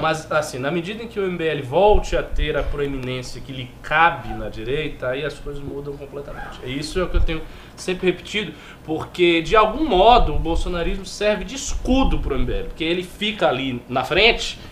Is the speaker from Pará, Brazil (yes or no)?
no; Salvador, Bahia, Brazil; moved away; eu tô vendo as notícias lá da minha cidade